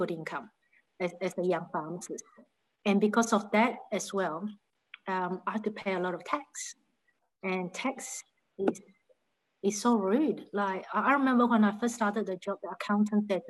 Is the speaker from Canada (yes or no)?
no; Malaysia; moved away as an adult; now in Australia; I'm originally from Malaysia. So I've been in Australia since 1993